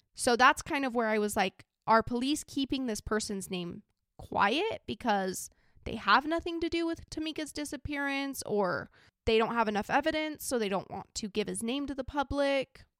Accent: Idaho, United States; I'm from a small little country town in Idaho

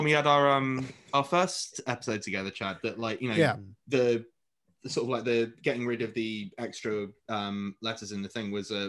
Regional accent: United Kingdom; first language English

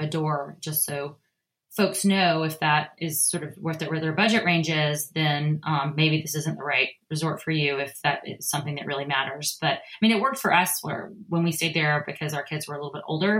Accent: the South, United States; I'm from the South

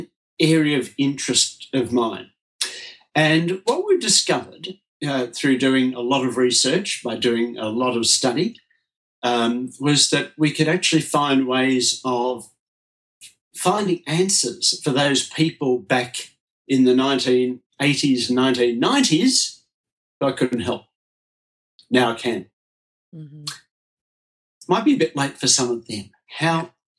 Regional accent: Melbourne, Victoria, Australia; I was brought up here in Melbourne, Australia.

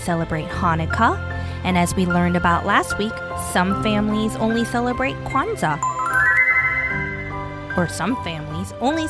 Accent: South Korea; now in United States; I grew up in South Korea, where Advent calendars were not really a part of Christmas celebrations.

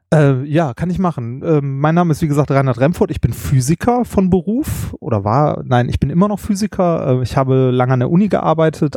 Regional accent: Ruhr area, North Rhine-Westphalia, Germany; Ich bin ein Kind des Ruhrgebiets, was man vielleicht auch hört.

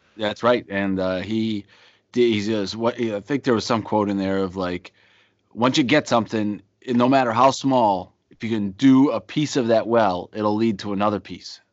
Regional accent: outside of Boston, Massachusetts, United States; also born or lived in Pittsburgh, Pennsylvania; mainly grew up in, uh, in, outside of, uh, outside of Boston

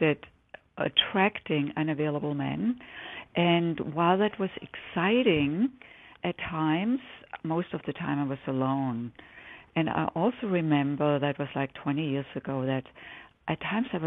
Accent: Germany; English is a second language; moved away as an adult; now in United States; as the listeners can probably detect from my accent. I didn't grow up here. I grew up in Germany

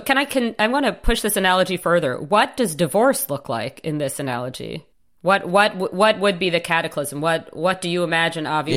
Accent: United States; I come at this as an American

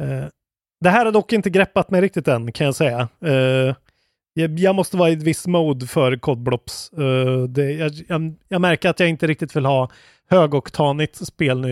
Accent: Skåne, Sweden; i Skåne, där jag kommer ifrån.

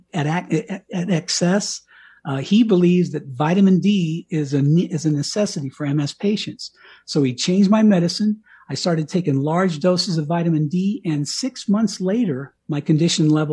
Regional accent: Colorado, United States; moved away as an adult; also born or lived in Miami, Florida / Washington, D.C.; I had already moved out to Colorado, to my hometown, very small little Colorado town

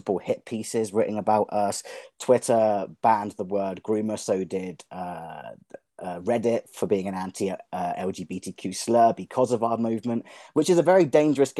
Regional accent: England, United Kingdom; now in Arizona, United States; I'm from England

